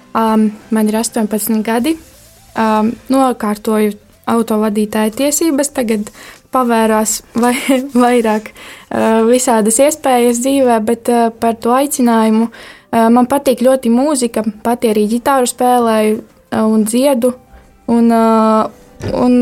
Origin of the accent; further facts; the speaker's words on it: Barkava, Madona Municipality, Latvia; esmu no Barkavas.